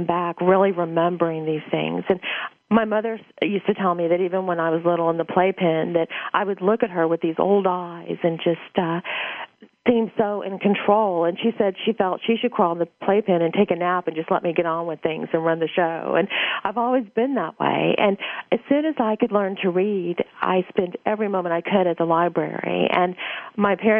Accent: Louisiana, United States; I was born in Louisiana

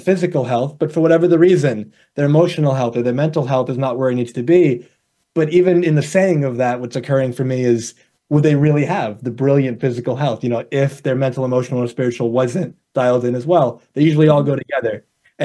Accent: New York, United States; also born or lived in Arizona; I'm from New York, born and raised over here

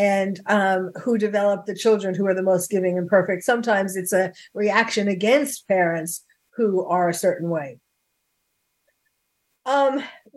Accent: New York, United States; accent: New York; my New York accent is coming out

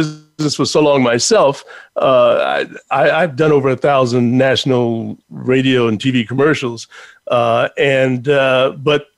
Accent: Chicago, Illinois, United States; moved away as an adult; now in New York City, United States; I'm from Chicago originally

